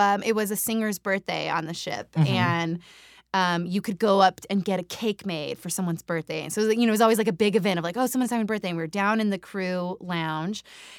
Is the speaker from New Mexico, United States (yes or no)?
yes; New Mexico, United States; also born or lived in Nevada / California / Colorado / Utah; I grew up, so I'm from New Mexico, but the addendum to that is that I'm from almost every state in the Southwest.